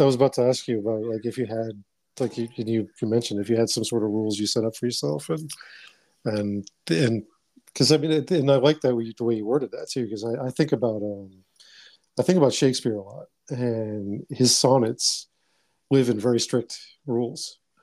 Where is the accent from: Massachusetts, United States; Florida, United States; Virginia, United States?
Massachusetts, United States; Boston; moved away; I grew up in Dorchester, Massachusetts